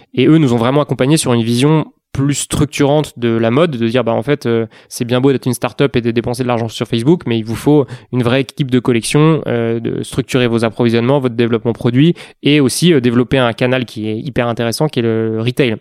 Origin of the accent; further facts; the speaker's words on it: Paris, Île-de-France, France; je suis parisien, un vrai de vrai, euh, né et grandi à Paris